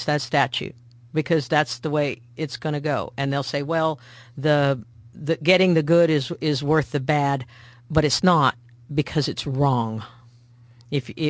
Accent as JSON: {"language": "English", "region": "Missouri", "country": "United States", "said": "because I talk that way, because I'm from Missouri"}